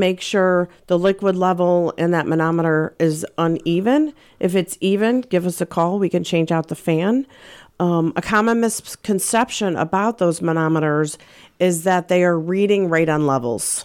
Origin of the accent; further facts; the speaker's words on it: St. Louis, Missouri, United States; also born or lived in Colorado; I moved back to Saint Louis. I'm from Saint Louis. My family's here.